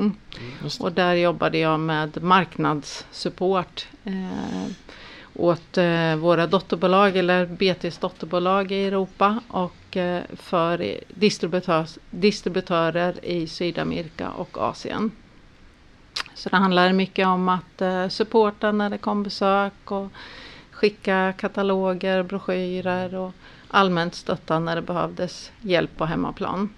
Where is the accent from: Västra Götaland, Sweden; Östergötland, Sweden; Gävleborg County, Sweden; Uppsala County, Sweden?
Östergötland, Sweden; Mjölby; accent: Östgöta dialect; Jag kommer ifrån Östergötland. Jag är uppvuxen i Mjölby där mm. vi bor